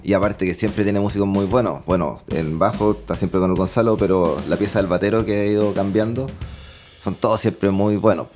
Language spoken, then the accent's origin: Spanish; Concepción, Biobío, Chile; also born or lived in Santiago; los dos somos penquistas, pero los dos trabajábamos en Santiago en ese momento